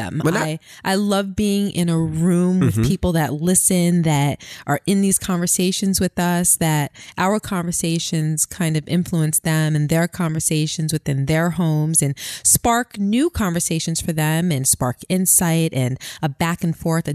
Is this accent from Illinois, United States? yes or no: no; New York City, New York, United States; growing up on Flatbush in Brooklyn